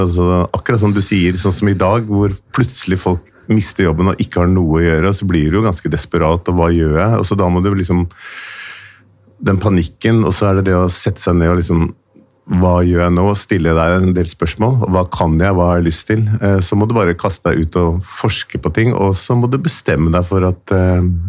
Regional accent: Oslo, Norway; jeg er født i Oslo

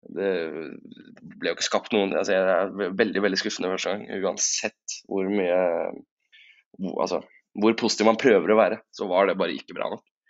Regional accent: Tjøme, Vestfold, Norway; now in Oslo, Norway; Jeg var øh, hjemme på, hjemme på Tjøme i helgen

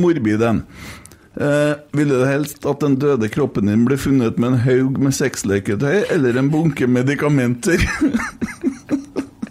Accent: Bjugn, Trøndelag, Norway; Jeg kommer fra Fosen

